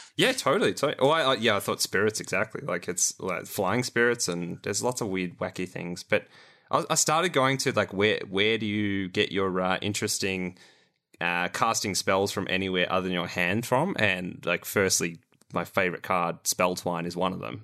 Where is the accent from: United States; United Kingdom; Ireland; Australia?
Australia; as an Australian